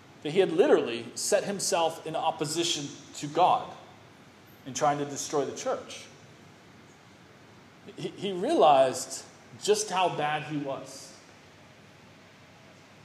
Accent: United States; I grew up religious in America

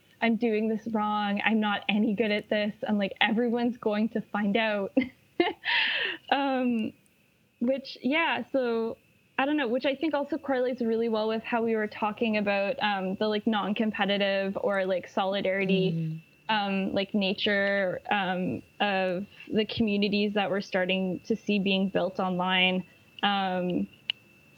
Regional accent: Canada; I'm Canadian

